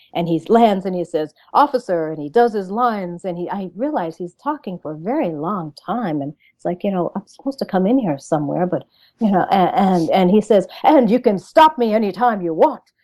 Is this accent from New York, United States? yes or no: no; Pawcatuck, Connecticut, United States; I am from a little town called Pawcatuck, Connecticut